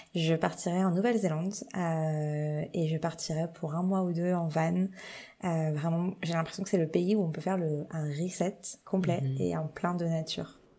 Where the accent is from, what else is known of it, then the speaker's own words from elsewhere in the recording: Châlons-en-Champagne, Grand Est, France; moved away as an adult; also born or lived in Nancy, France / Paris, France; now in Toronto, Canada; j'ai grandi à Reims, enfin à côté de Reims, dans une ville qui s'appelle Châlons-en-Champagne